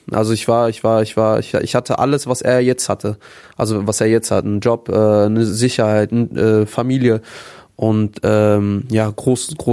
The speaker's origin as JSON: {"language": "German", "town": "Herne", "region": "North Rhine-Westphalia", "country": "Germany", "tie": "born or raised there", "said": "Ähm, ich bin auch relativ, also in Wanne Eickel groß geworden, Herne Wanne Eickel."}